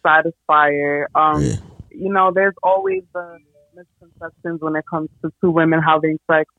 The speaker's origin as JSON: {"language": "English", "region": "New Jersey", "country": "United States", "said": "I'm from Jersey."}